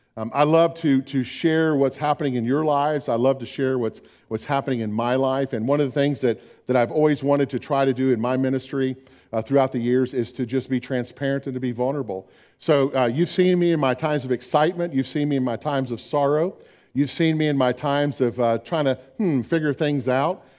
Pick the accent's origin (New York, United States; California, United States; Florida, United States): Florida, United States; Orlando; moved away; When I was growing up in Orlando